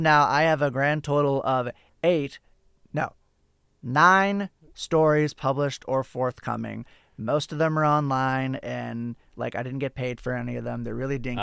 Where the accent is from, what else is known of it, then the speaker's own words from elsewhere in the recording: Denver, Colorado, United States; we're Denver-based. We are from Colorado